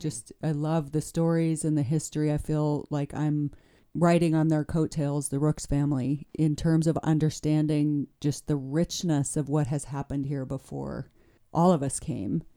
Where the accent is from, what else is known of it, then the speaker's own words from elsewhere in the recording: Shell, Wyoming, United States; also born or lived in Greybull, Wyoming; now in Jackson, United States; I grew up in northern Wyoming